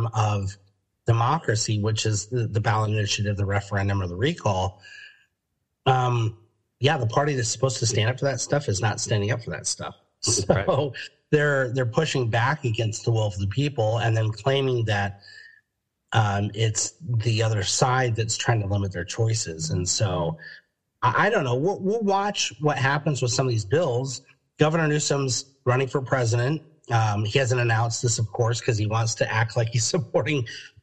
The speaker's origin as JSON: {"language": "English", "town": "Denver", "region": "Colorado", "country": "United States", "tie": "born or raised there", "moved": "yes", "lives_now": "California, United States", "said": "I grew up in Denver, Colorado"}